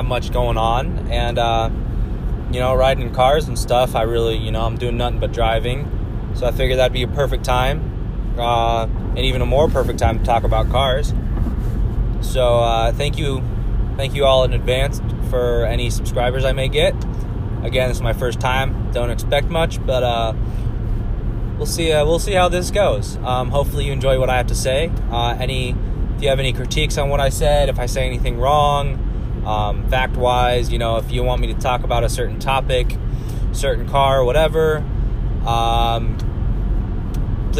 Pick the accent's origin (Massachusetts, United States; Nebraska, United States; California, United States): Nebraska, United States; Omaha; also born or lived in Lincoln, Nebraska; I'm from Omaha, Nebraska.